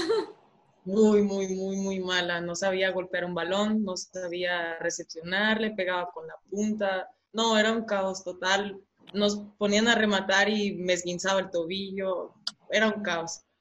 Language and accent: Spanish; San Isidro, Chihuahua, Mexico; also born or lived in San Juanito, Bocoyna, Chihuahua; yo nací en, en San Juanito, en el municipio de Bocoina, pero crecí en, San Isidro, en, el municipio de Guerrero